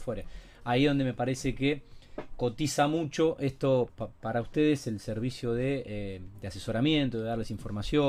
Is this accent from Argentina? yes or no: yes; Rosario, Santa Fe, Argentina; somos rosarinos y mm, amamos mucho esta ciudad